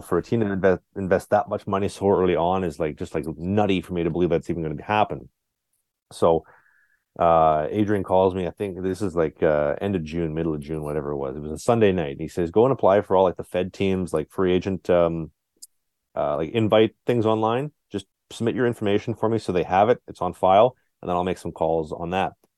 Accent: Winnipeg, Manitoba, Canada; I'm born and raised in Winnipeg, uh, whole life

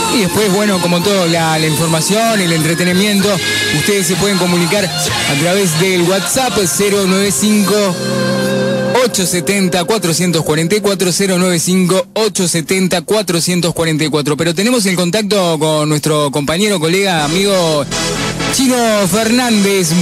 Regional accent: Uruguay; nosotros que, que somos uruguayos

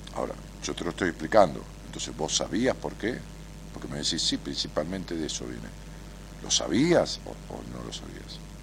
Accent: Buenos Aires, Argentina; accent: porteño; como tenemos una tonada los porteños

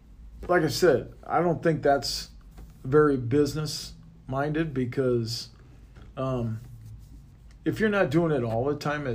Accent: Midwest, United States; I mean, without being raised the way I was raised from the Midwest and from my dad, you know, I learned a lot from him.

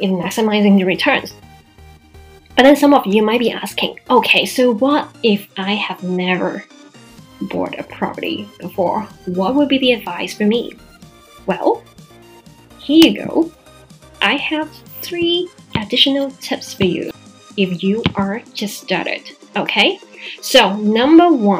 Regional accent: Macau; my hometown, Macau

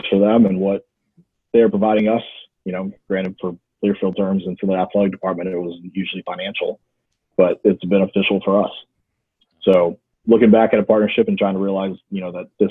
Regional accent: Texas, United States; I'm born and raised in Texas

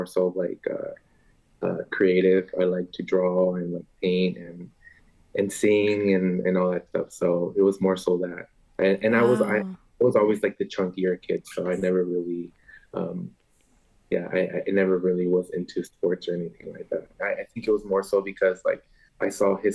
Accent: Long Beach, California, United States; I was born and raised here

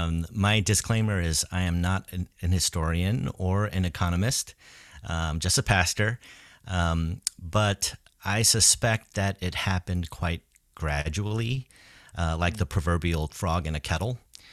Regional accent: New York City, New York, United States; now in Boston, United States; I am originally from the New York City area, but I've been living in the Boston area for most of my life now.

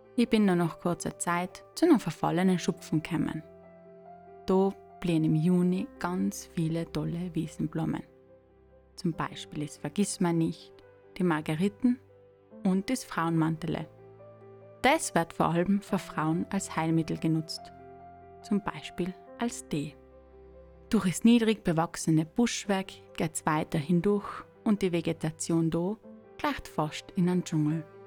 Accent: South Tyrol, Trentino-Alto Adige, Italy; now in East Tyrol, Austria; ich als Südtirolerin in Osttirol bin und ganz nachend auf der Grenze lebe

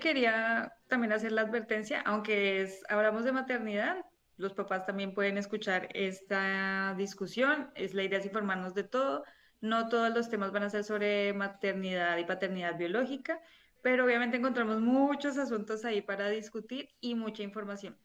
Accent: Colombia; now in Spain; soy colombiana, vivo en España

